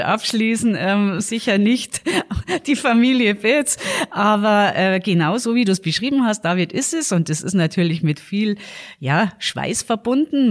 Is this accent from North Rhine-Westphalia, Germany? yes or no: no; Garmisch-Partenkirchen, Bavaria, Germany; ich bin natürlich äh, in Garmisch geboren